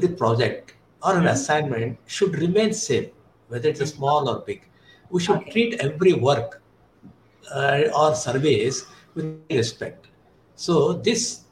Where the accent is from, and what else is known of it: India